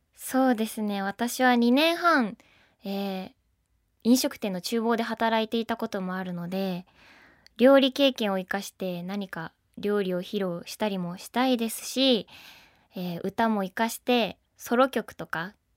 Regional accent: Hokkaido, Japan; 北海道出身です

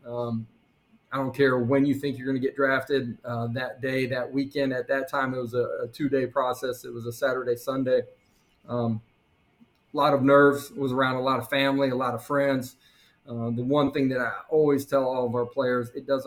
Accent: South Dakota, United States; moved away as an adult; also born or lived in Oklahoma; Growing up in South Dakota, middle America

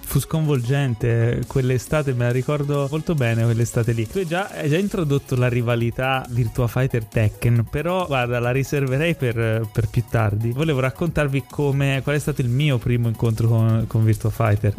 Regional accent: Ischia, Campania, Italy; io sono nato a Ischia

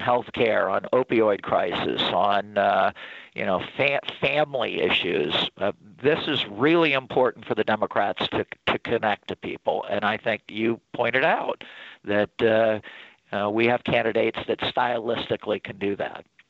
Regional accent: South Bend, Indiana, United States; my hometown of South Bend, Indiana

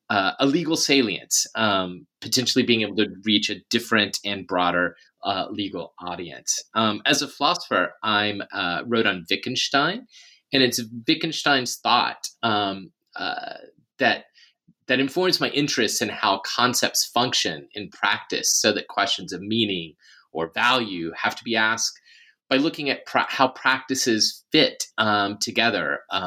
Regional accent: Memphis, Tennessee, United States; I'm originally from Memphis, Tennessee. I come from a working class background, which makes it a little less typical to have packed on so much academic education

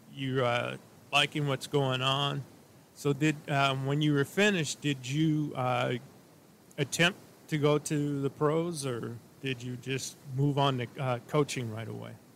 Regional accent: St. Louis, Missouri, United States; now in Minnesota, United States; I was from St. Louis

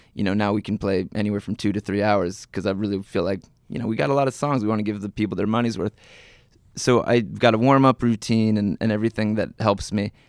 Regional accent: New Jersey, United States; I am from New Jersey

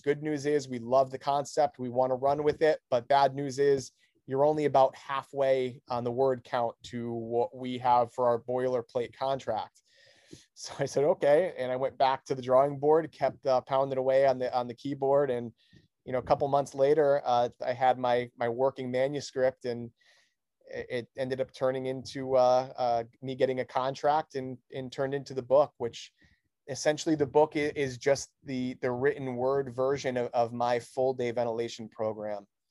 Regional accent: Newington, Connecticut, United States; the town that I grew up in, in Newington, Connecticut

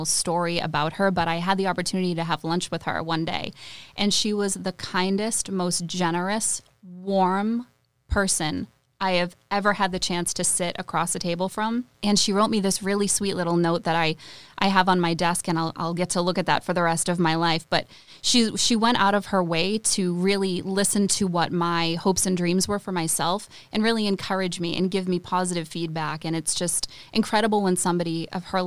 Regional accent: Chelmsford, Massachusetts, United States; now in Nashville, United States; I grew up in Chelmsford, Massachusetts

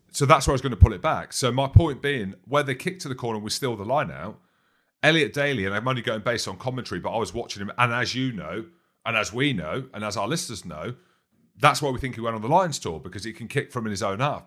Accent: Edinburgh, Scotland, United Kingdom; Edinburgh is my hometown

